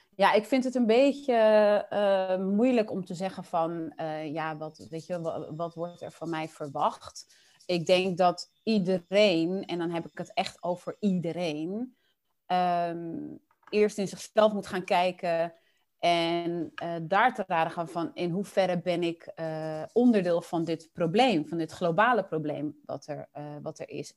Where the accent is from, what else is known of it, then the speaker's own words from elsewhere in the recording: Dordrecht, South Holland, Netherlands; also born or lived in Willemstad, Curaçao; toen ik drie was, zijn, we dus, zijn mijn moeder, mijn oudste broertje en ik naar Nederland gekomen